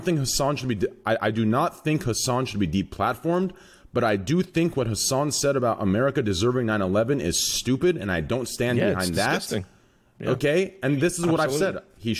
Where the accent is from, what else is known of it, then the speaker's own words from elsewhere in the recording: Texas, United States; also born or lived in Arizona; Everywhere I go, I announce I'm from Texas. I announce I'm American. I announce I was born in Arizona.